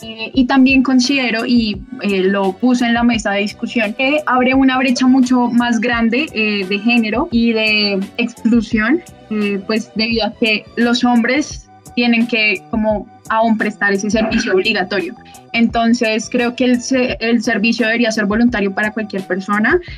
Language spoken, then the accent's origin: Spanish; Bogotá, Colombia; yo soy de Bogotá